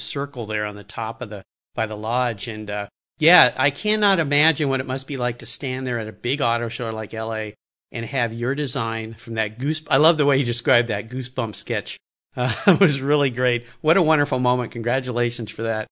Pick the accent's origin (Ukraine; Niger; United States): United States; Southern California; I loved skateboarding as a kid growing up in Southern California